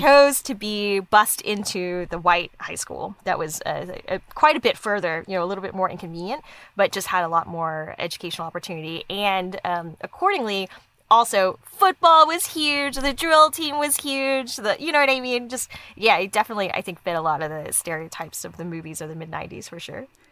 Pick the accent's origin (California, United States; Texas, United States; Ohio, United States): Texas, United States; Dallas; I grew up in Dallas, Dallas